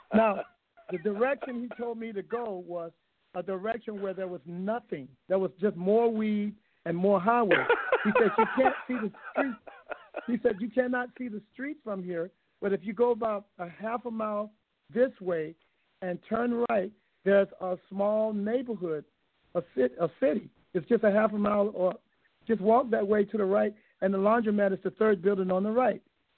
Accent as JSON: {"language": "English", "region": "Hawaii", "country": "United States", "said": "I'm from Hawaii"}